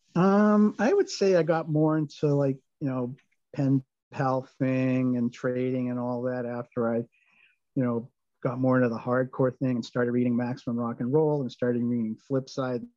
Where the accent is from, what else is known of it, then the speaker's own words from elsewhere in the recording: Swampscott, Massachusetts, United States; also born or lived in Lynn / Boston; now in Peabody, United States; I grew up in Swampscott, and I after I graduated from college, I lived in Lynn for 14 years and then Peabody since '97